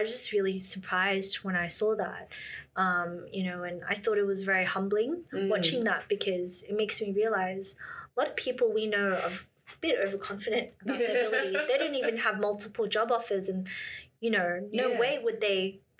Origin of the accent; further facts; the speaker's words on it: Shanghai, China; I've lived in China for 5 years and I'm from Shanghai, lived in Beijing.